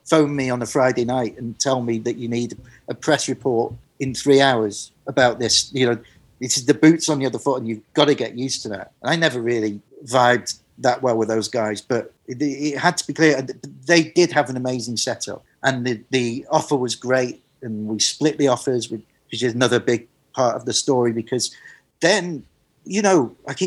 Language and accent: English; Manchester, North West England, United Kingdom; I grew up in Manchester, going to the Hacienda